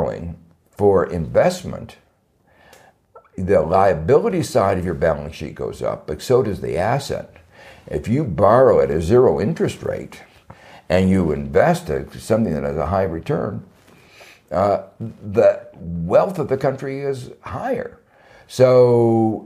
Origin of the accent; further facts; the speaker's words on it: United States; I'm thinking a little bit as an American